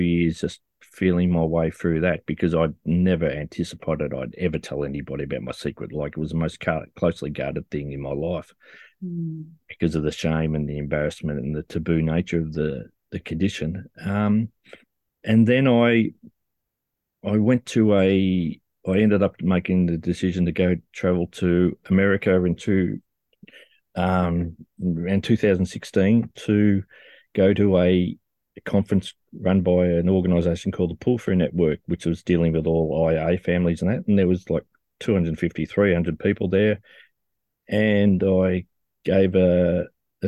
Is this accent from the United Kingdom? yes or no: no; Australia; I'm an adult from Australia